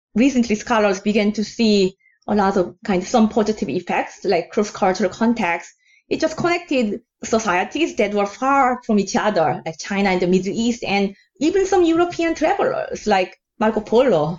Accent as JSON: {"language": "English", "country": "South Korea", "moved": "yes", "lives_now": "New York, United States", "said": "I'm originally from South Korea, the country of soju's origins"}